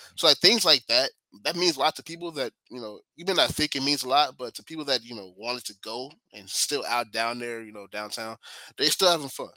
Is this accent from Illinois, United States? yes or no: yes; Chicago, Illinois, United States; now in Dallas, United States; I am born and raised in Chicago